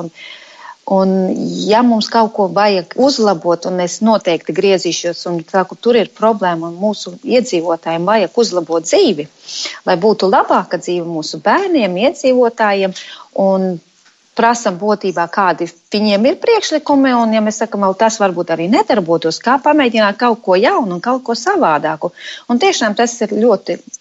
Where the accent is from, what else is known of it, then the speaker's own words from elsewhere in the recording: Latvia; moved away as an adult; now in Manchester, United Kingdom; mēs, protams, esam dzīvojam Anglijā un strādājam Anglijā, bet tomēr mēs sirdī joprojām esam latvieši.